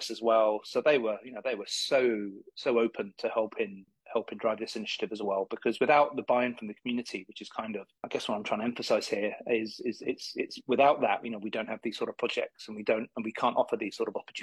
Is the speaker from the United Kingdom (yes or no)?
yes; United Kingdom; moved away as an adult; also born or lived in Leeds, England / Dublin, Ireland; now in Florida, United States; I come from England. I went to school on the outskirts of London there